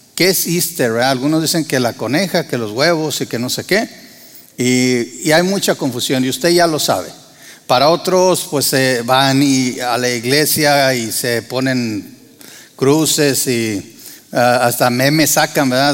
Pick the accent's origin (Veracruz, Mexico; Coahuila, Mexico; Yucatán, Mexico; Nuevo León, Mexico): Coahuila, Mexico; Torreón; moved away as an adult; also born or lived in Monterrey / San Luis Potosí / Argentina; now in United States; Yo soy de Tierra Santa, o sea, Torreón, Coahuila